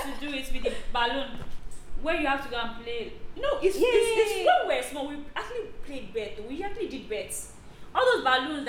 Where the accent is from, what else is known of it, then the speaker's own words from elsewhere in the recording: Lagos, Nigeria; I grew up in Ali Mosho. Ali Mosho, Ikotun, Ikotun, Pipeline, Power Line, Egbeda, all those sides.